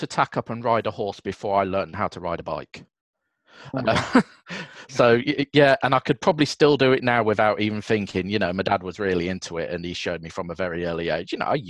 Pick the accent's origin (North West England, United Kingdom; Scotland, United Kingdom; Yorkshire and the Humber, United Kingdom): Yorkshire and the Humber, United Kingdom; also born or lived in Scarborough; So I grew up, I was originally born in Scarborough, North Yorkshire, grew up around sort of the Bradford, Doncaster area.